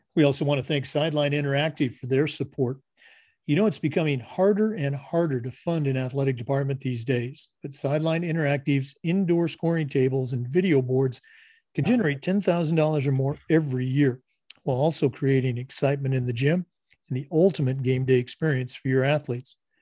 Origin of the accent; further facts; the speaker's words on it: Oregon, United States; I'm from Oregon